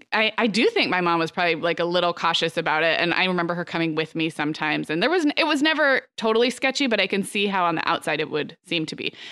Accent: Santa Barbara, California, United States; growing up in Santa Barbara

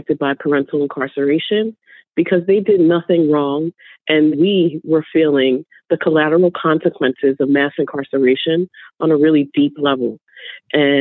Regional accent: New York, United States; I'm from New York.

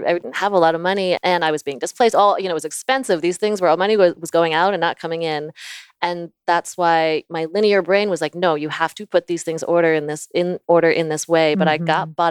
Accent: Virginia, United States; also born or lived in Florida; I was born in Florida. I lived in Virginia for most of my life.

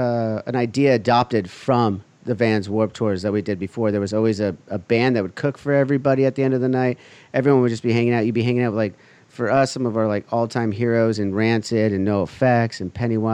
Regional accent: Huntington Beach, California, United States; I grew up here in Huntington Beach. I moved to Westminster for like a second, which is literally like, it's basically saying it's the outskirts of Huntington Beach.

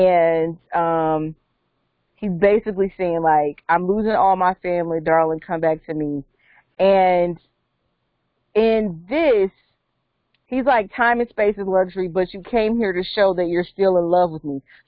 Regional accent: Calabasas, California, United States; especially growing up in Calabasas, we didn't have to deal

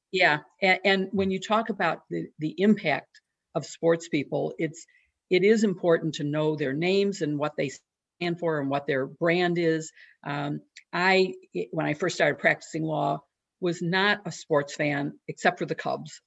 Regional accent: Chicago, Illinois, United States; I'm from Chicago

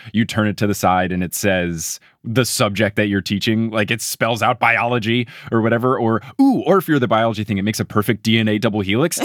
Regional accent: New Jersey, United States; also born or lived in Texas; now in New York City, United States; I was a kid growing up in New Jersey

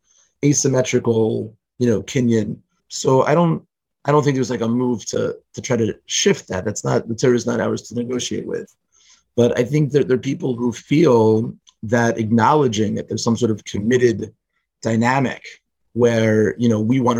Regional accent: Richmond, Virginia, United States; I grew up in Richmond, Virginia, and it's a pretty conservative place politically

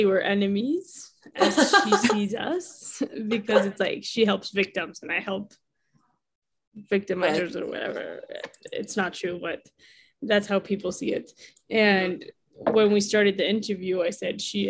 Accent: Mexico; also born or lived in United States; A U.S. Mexican

